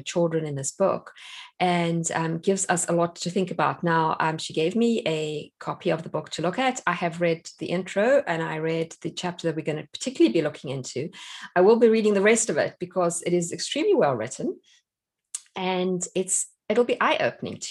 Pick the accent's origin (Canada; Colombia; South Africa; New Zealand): South Africa; now in United States; I'm South African